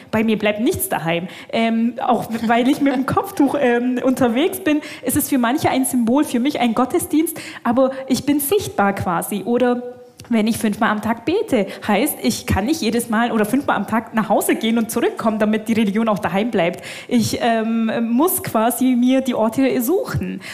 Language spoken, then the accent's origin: German; Bavarian Swabia, Germany; komme aus dem schwäbischen Teil von Bayern. Ähm, also ich bin hier schon fast im Heimat